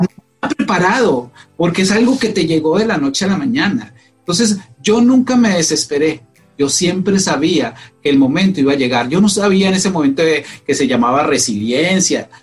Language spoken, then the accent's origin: Spanish; Colombia; moved away as an adult; now in United States; soy, soy colombiano, soy colombiano